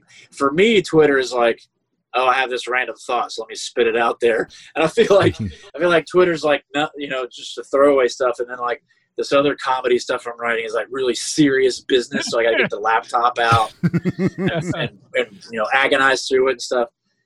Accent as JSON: {"language": "English", "town": "Jacksonville", "region": "Florida", "country": "United States", "tie": "born or raised there", "said": "I grew up in Jacksonville"}